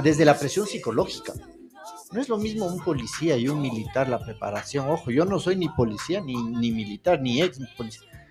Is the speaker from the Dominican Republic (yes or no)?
no; Ecuador; como ecuatorianos